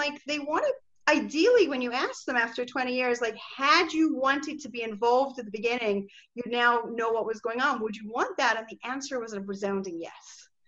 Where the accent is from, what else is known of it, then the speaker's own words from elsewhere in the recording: Scotland, United Kingdom; accent: Scottish; I've sort of lost my Scottish accent. Most people think I'm American already, but I think your office manager probably sounds more Scottish than I do.